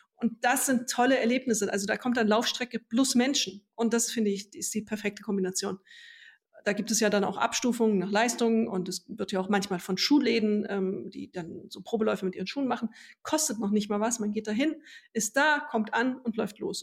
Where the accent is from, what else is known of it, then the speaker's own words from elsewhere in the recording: Hesse, Germany; Wir sind ja beide aus Hessen